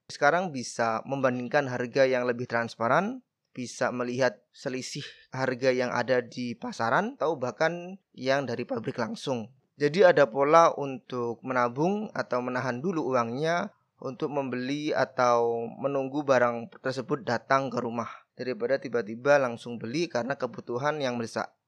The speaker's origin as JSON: {"language": "Indonesian", "town": "Badas", "region": "East Java", "country": "Indonesia", "tie": "born or raised there", "said": "Desaku adalah salah satu desa yang ada di Kabupaten Kediri, Jawa Timur"}